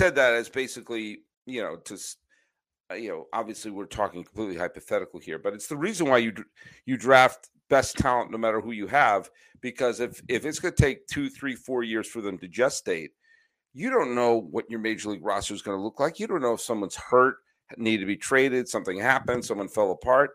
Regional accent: New England, United States; I grew up in New England as a big Red Sox fan

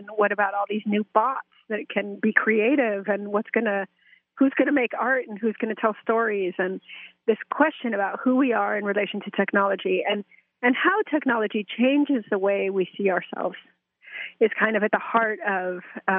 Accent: Mexico; also born or lived in United States; Well, I was born in Mexico and kind of raised biculturally, bilingually, binationally between U.S. and Mexico.

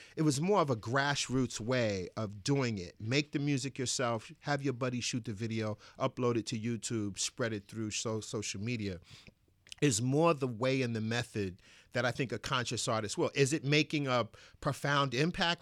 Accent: New York City, New York, United States; I grew up in Bed Stuy, Brooklyn

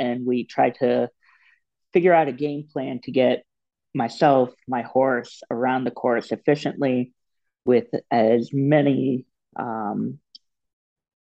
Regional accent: Florida, United States; I'm from Florida originally

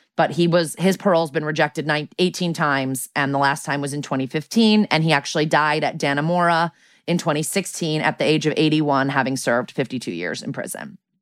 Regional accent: New Canaan, Connecticut, United States; they moved the family out to my hometown, which is New Canaan, Connecticut

